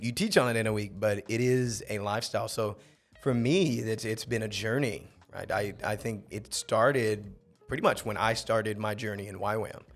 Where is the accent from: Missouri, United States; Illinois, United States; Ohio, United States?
Ohio, United States; Akron; moved away as an adult; also born or lived in Townsville, Australia; now in Mexico; I'm, I'm originally from Akron, Ohio.